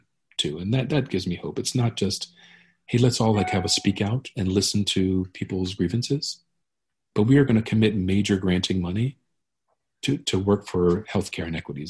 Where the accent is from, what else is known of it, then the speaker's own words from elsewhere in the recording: Baltimore, Maryland, United States; now in Philadelphia, United States; my hometown of Baltimore